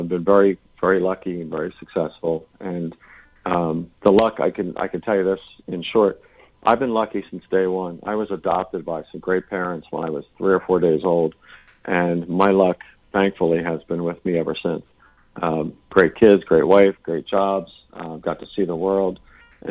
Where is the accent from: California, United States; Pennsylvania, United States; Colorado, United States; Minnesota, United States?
Pennsylvania, United States; Philadelphia; When I grew up in Philly